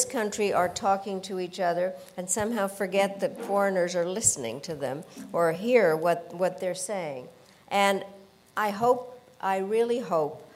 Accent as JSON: {"language": "English", "country": "Czechia", "tie": "born or raised there", "moved": "yes", "lives_now": "United States", "said": "I was born in Czechoslovakia"}